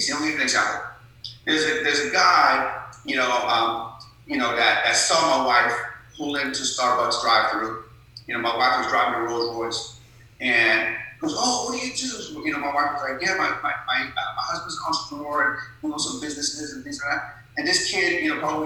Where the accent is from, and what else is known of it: Sharon, Pennsylvania, United States; born or raised there; also born or lived in Tehran, Iran